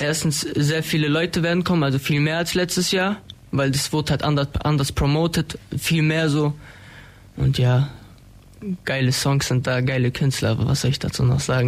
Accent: Ulm, Baden-Württemberg, Germany; Ich bin 19 Jahre alt, komme aus Ulm-Wiebling

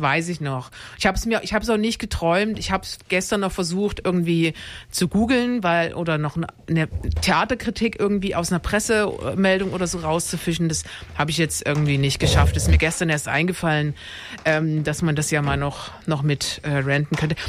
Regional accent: Dresden, Saxony, Germany; ich komme aus Dresden

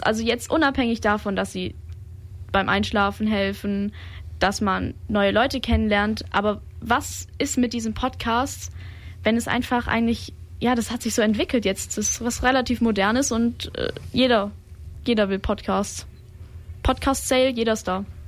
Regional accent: Germany; ich bin auch aus der Region

